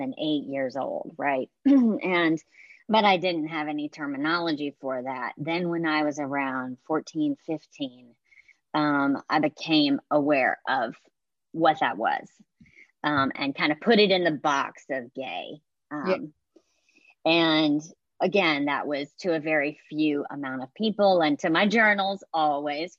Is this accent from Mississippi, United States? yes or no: yes; Hattiesburg, Mississippi, United States; moved away as an adult; also born or lived in San Francisco; now in New York City, United States; I was raised in South Mississippi and reared in a Southern Baptist